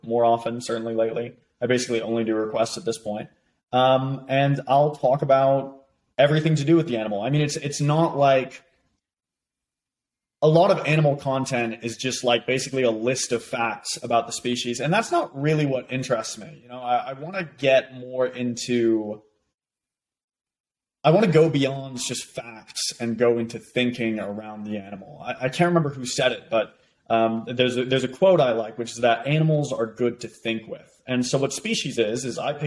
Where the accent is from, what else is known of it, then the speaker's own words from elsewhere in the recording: United States; moved away as an adult; also born or lived in Boston; now in Oxford, United Kingdom; me being American